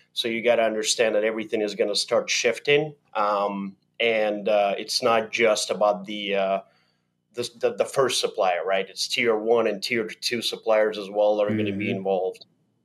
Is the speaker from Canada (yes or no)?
no; Belarus; moved away as an adult; also born or lived in Germany; now in United States; I grew up in Belarus, and I guess the tail end of the Cold War as well, from the other perspective, and then moved to the U.S. in 1999